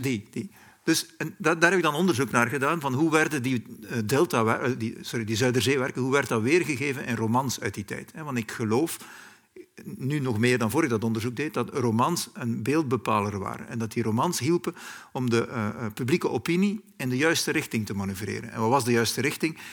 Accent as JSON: {"language": "Dutch", "region": "West Flanders", "country": "Belgium", "tie": "born or raised there", "also_born_or_lived": "Germany", "moved": "yes", "said": "in West-Vlaanderen, waar ik vandaan kom"}